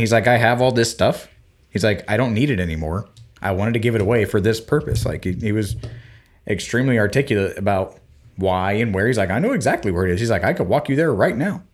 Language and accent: English; Florida Panhandle, United States; when I was growing up in the Panhandle of Florida